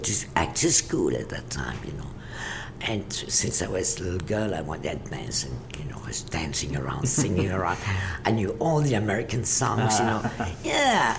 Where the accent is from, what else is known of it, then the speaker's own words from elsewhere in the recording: Copenhagen, Capital Region of Denmark, Denmark; moved away; also born or lived in Paris; I was born in Denmark, in Copenhagen